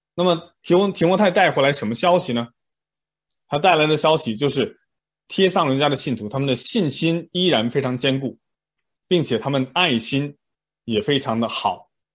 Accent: China; moved away; 我们可能小时候在上国内的那种思想品德课一样

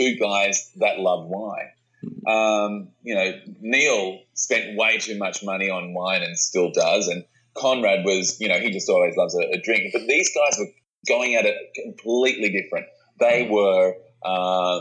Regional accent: Australia; we are Australian wine writers

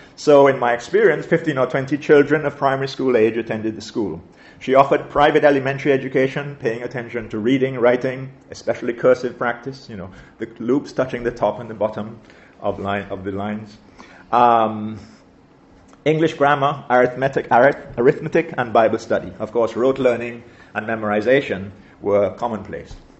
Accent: St. Vincent & Grenadines; growing up in St. Vincent as I did, I attended, I attended her dame school

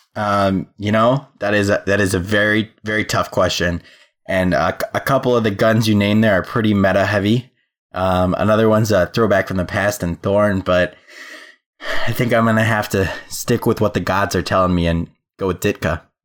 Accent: Midwest, United States; I'm a Midwest boy.

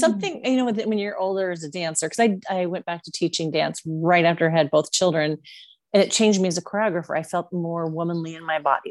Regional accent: Puyallup, Washington, United States; moved away; also born or lived in Las Vegas; I grew up in Washington State in Puyallup

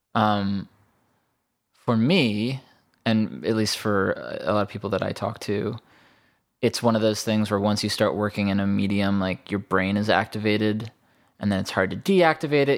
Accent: Bethesda, Maryland, United States; moved away; also born or lived in New York; I grew up in Bethesda

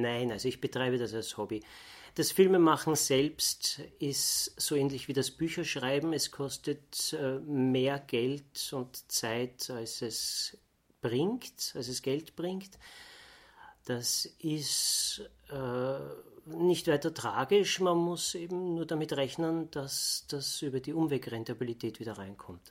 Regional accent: Vienna, Austria; bin ich Wiener.

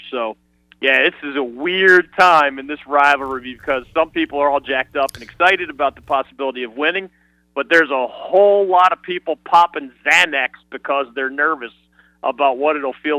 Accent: Pennsylvania, United States; moved away; I grew up in Pennsylvania

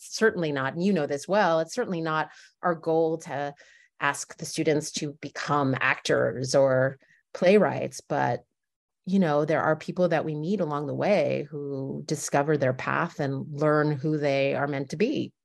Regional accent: Westfield, New Jersey, United States; I grew up in suburban Jersey, in Westfield, New Jersey

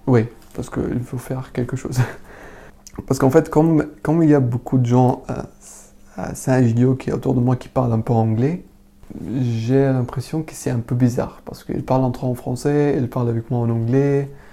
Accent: Syria; French is a second language; moved away as an adult; now in Paris, France; quand j'ai quitté Syrie, j'avais 18 ans

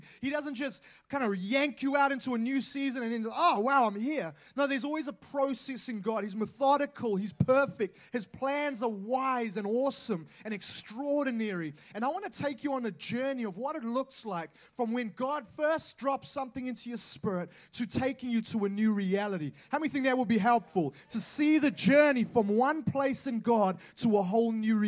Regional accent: Auckland, New Zealand; I am from Auckland

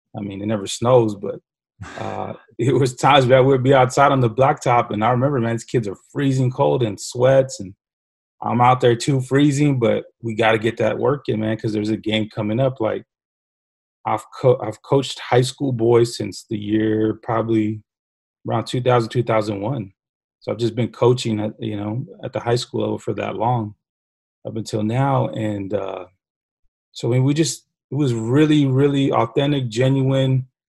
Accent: San Antonio, Texas, United States; grew up on the southeast side of San Antonio, right down the street from Highlands High School

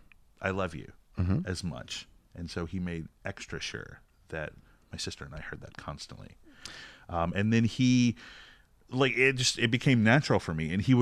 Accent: the South, United States; I am from the South, so... you know, Jesus, Mama, and …

